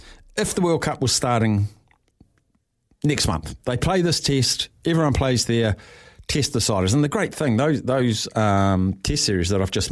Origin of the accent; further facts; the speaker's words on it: New Zealand; So just want to get what, now as a Kiwi, but I want the UK's take on that weekend's performances by those Northern Hemisphere teams.